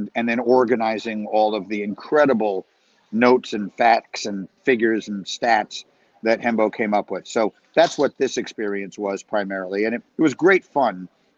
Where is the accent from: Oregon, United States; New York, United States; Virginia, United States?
New York, United States; New York City; I grew up in New York City and my parents wrote travel guides